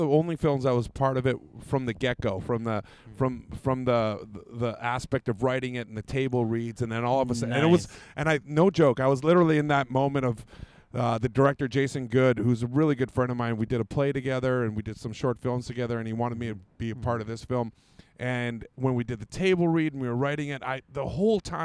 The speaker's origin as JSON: {"language": "English", "town": "Winnipeg", "region": "Manitoba", "country": "Canada", "tie": "born or raised there", "moved": "yes", "lives_now": "Vancouver, Canada", "said": "I grew up in, like, I love my hometown, Winnipeg"}